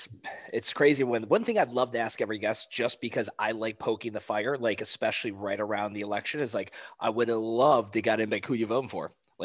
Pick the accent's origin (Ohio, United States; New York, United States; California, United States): Ohio, United States; Cleveland; Like, I'm from Cleveland, Ohio. I've got friends that are Pittsburgh Steelers fans.